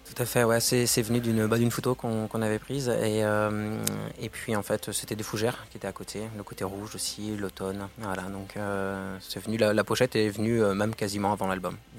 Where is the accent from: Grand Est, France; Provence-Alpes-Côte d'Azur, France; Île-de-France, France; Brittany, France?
Brittany, France; Lannion; moved away; also born or lived in Paris; je suis originaire de Lannion, euh, dans les Côtes d'Armor